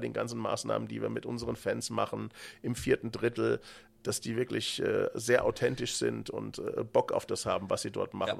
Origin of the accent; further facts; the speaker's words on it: Frankfurt region, Hesse, Germany; accent: local dialect (Hessian); Ich komme ja hier auch aus der Region, wie man es vielleicht hört, an der ja, Mundart